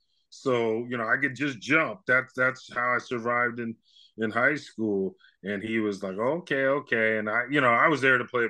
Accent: Novato, California, United States

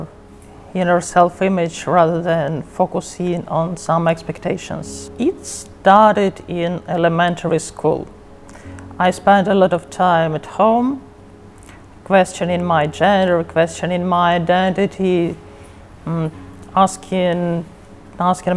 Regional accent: Russia; I'm from Russia

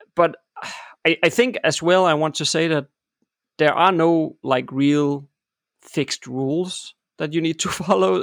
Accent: Denmark; I'm born and raised in Denmark

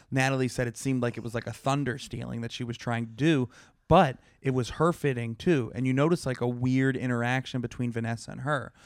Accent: Pittsburgh, Pennsylvania, United States; Pittsburgh, my hometown

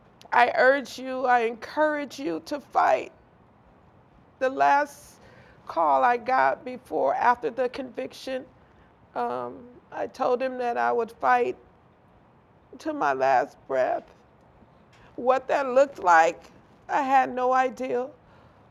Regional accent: Compton, California, United States; growing up in Compton

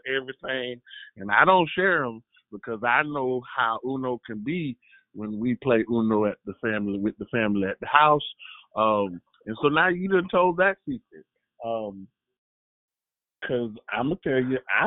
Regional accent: the South, United States; I'm from the South

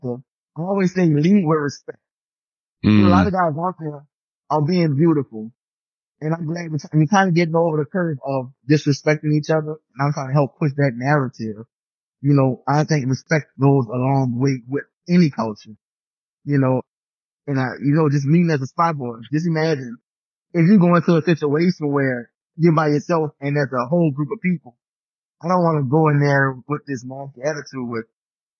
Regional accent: New Orleans, Louisiana, United States; growing up in New Orleans

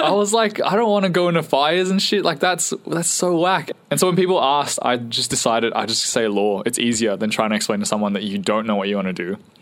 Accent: Singapore; moved away; so we were all born in Singapore, and I grew up the longest in Singapore, and so I went to school the longest in Singapore

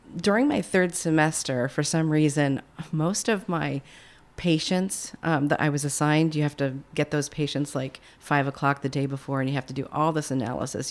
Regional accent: Plattsburgh, New York, United States; I was born and raised in Plattsburgh, New

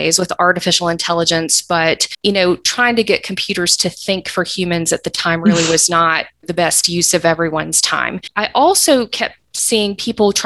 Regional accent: Atlanta, Georgia, United States; also born or lived in Eastern North Carolina; I actually grew up here in Atlanta

